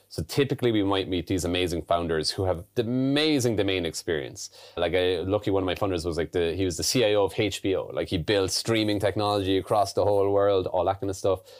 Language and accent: English; Ireland; moved away as an adult; also born or lived in London, United Kingdom / United States; growing up in Ireland